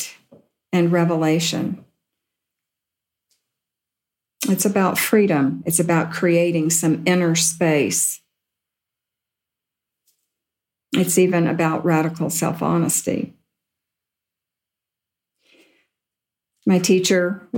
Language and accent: English; Deep South, United States; I grew up in the Deep South